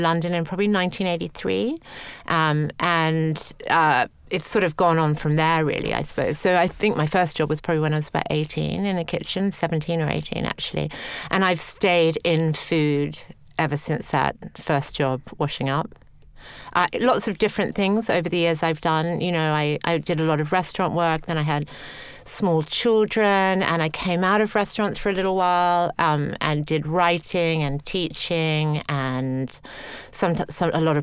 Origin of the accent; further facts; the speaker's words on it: Sydney, New South Wales, Australia; now in England; I grew up in Australia. I grew up in Sydney, had a really pretty idyllic childhood, 1970s in Australia